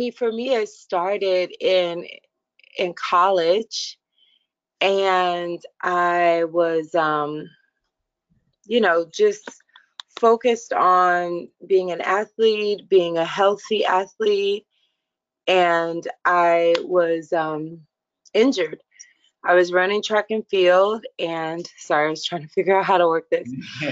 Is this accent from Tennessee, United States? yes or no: yes; Tennessee, United States; I'm a Southern girl. So I'm from Tennessee and, was raised Southern Baptist